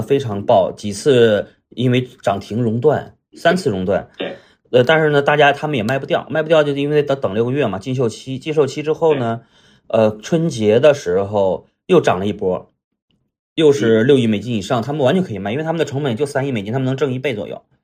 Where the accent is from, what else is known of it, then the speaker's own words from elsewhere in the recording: Qinhuangdao, Hebei, China; moved away as an adult; also born or lived in Beijing; 带着几个小，小伙伴儿从青黄岛，就是我老家，呃，来到了北京嗯闯荡和发展